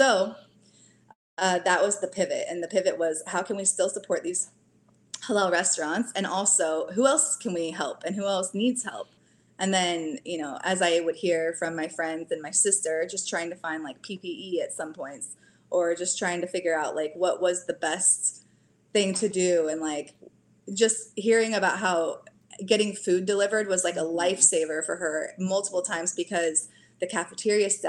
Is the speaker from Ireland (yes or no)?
no; Kansas City, United States; I was born and raised in Kansas City area